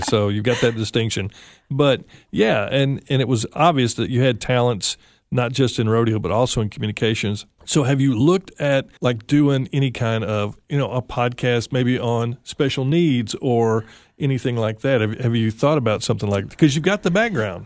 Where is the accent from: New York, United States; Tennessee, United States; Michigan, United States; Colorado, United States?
Tennessee, United States; West; I grew up in West Tennessee